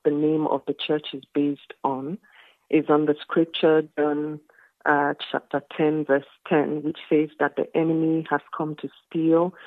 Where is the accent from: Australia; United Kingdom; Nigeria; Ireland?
Nigeria; moved away as an adult; now in South Africa; I am Nigerian. I have lived in South Africa for close to 20 years now